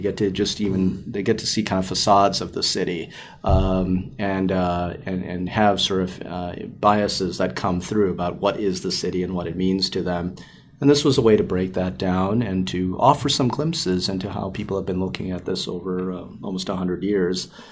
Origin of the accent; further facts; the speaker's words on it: Chicago, Illinois, United States; also born or lived in Naperville, Illinois; growing up in the Chicagoland area um, and doing all of my schooling and training here